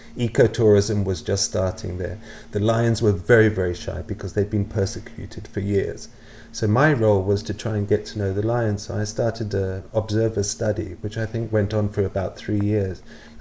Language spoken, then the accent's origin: English; Nigeria; also born or lived in United Kingdom / Malawi / Botswana; now in -; I was born in the UK, in southeast of the UK, and my parents took me out to Nigeria when I was very, very young, when I was about, I think about 18 months old. And for the majority of my childhood, I grew up in Nigeria and Malawi